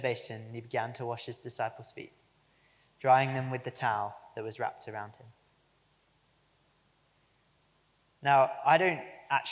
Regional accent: United Kingdom; us, apparently, as the British public.

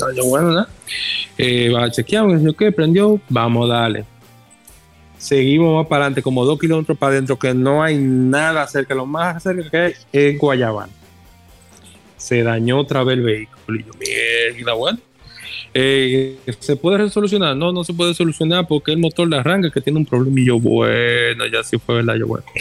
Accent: La Vega, Dominican Republic; cuando yo me crié en La Vega, en una finca que tenía mi abuelo de parte de madre.

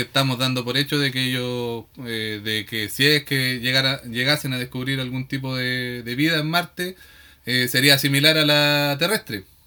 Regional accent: Victoria, Araucanía, Chile; como somos de Victoria

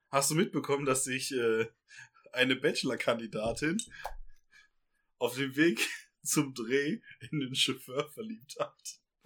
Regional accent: Ruhr area, North Rhine-Westphalia, Germany; now in Bavaria, Germany; Wir kommen aus dem Ruhrgebiet

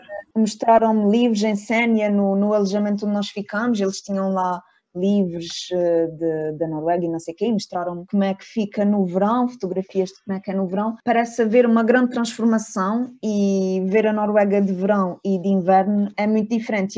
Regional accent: Ponta Delgada, Azores, Portugal; eu venho dos Açores, que é um, um sítio bastante pequeno

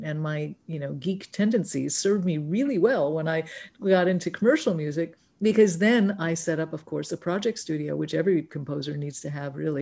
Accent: New York City, New York, United States; also born or lived in Los Angeles; now in San Juan Island, United States; I grew up in New York City, in Manhattan

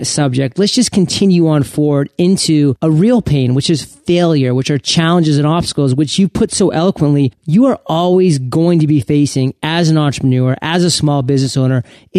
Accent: Maine, United States; now in San Diego, United States; Well, Charlie, I'm from Maine, so I resonate with you about those winters. But I recently escaped to sunny San Diego

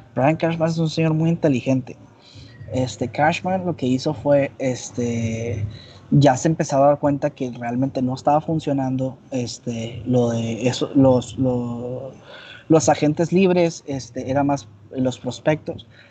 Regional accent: Hermosillo, Sonora, Mexico; Eh, de Hermosillo

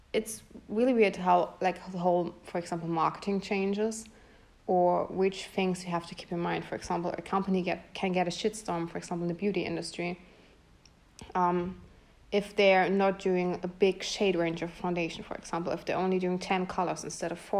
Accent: Bretten, Baden-Württemberg, Germany; English is a second language; also born or lived in Pforzheim; I was born in Pforzheim, which is close by Karlsruhe, and I was raised in Bretten, which is also close by Karlsruhe. So I'm from Germany

